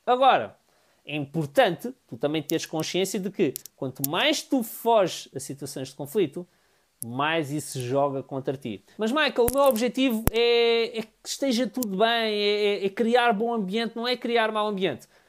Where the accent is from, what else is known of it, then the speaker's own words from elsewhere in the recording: Amadora, Lisbon, Portugal; Eu sou da Amadora